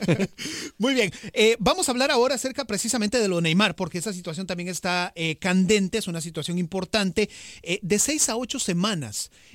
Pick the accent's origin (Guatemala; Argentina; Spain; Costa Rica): Costa Rica; yo soy de Costa Rica, morado 100%